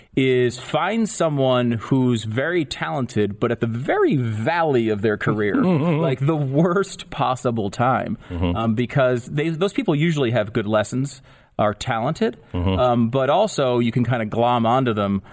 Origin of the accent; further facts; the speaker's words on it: Connecticut, United States; I mean, I grew up in Connecticut, so I knew you from your morning show at KC101, which is, you know, music station, the big station in my hometown, basically.